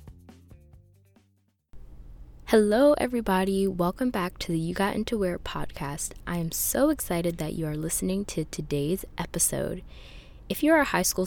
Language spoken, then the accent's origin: English; Pennsylvania, United States; moved away as an adult; we both went to the same high school in Pennsylvania.